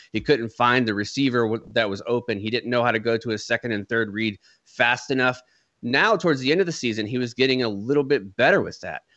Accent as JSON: {"language": "English", "town": "Jacksonville", "region": "Florida", "country": "United States", "tie": "born or raised there", "moved": "as an adult", "lives_now": "San Antonio, United States"}